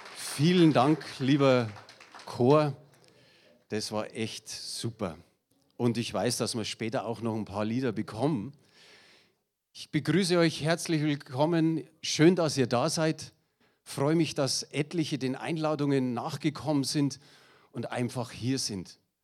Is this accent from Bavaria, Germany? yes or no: yes; Munich, Bavaria, Germany; accent: Münchnerisch; ich bin ein echter Münchner. Und ich hoffe, ihr versteht mein Münchnerisch